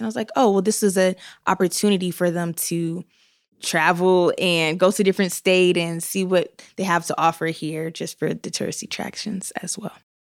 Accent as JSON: {"language": "English", "region": "North Carolina", "country": "United States", "also_born_or_lived": "Washington, D.C.", "moved": "yes", "lives_now": "Utah, United States", "said": "I am originally from North Carolina, where people are nice, but I moved here from D C"}